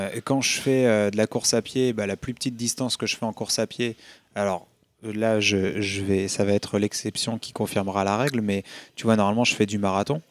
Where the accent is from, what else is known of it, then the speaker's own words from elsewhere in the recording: Hauts-de-France, France; moved away; je venais pas de Paris, tu vois, je, viens du nord de la France, je suis un ch'ti.